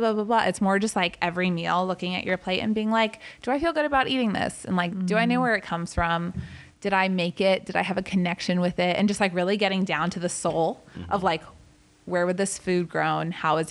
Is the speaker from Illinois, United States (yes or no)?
no; Atlanta, Georgia, United States; now in California, United States; the soul foods I grew up with in Atlanta